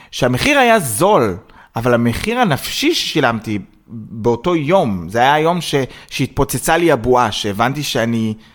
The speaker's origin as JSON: {"language": "Hebrew", "country": "Israel", "said": "במיוחד בתור ישראלי יהודי, זאת אומרת שאני ורובן עכשיו חיפשנו אה, אה, דירה"}